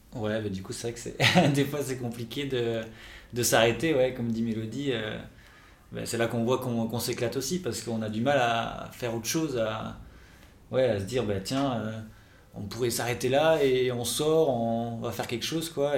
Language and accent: French; Toulouse, Occitania, France; moved away as an adult; now in Nantes, France; je suis toulousain de base